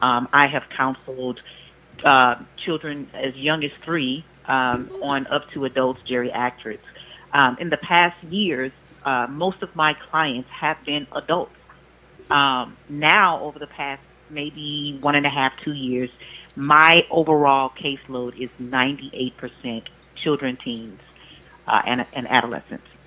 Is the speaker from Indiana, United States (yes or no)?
no; Louisiana, United States; now in Houston, United States; I'm from Louisiana. I now reside in Houston